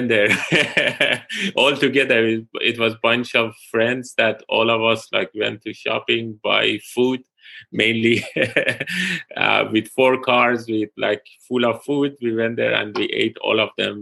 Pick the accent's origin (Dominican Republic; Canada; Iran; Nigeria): Iran; Tehran, Tehran Province; moved away as an adult; also born or lived in London / Pittsburgh; now in Columbia, United States; I'm originally from Iran, Tehran